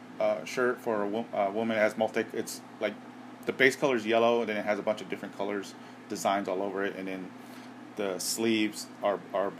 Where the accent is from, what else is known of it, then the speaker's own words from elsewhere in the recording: Southern California, United States; Growing up in Southern California